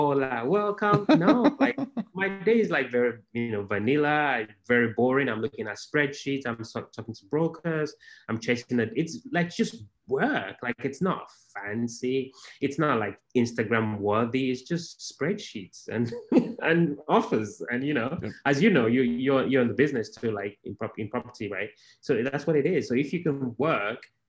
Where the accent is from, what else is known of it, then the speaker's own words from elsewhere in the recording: Nigeria; moved away as an adult; also born or lived in Baltimore, United States; now in Houston, United States; I was born in Africa in a place called Nigeria